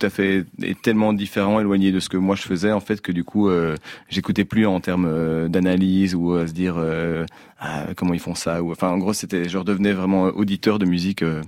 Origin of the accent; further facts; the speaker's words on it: Braine-l'Alleud, Wallonia, Belgium; moved away as an adult; now in Brussels, Belgium; je suis originaire de, de Brennaleux, donc un village, une petite ville à 20 km de Bruxelles.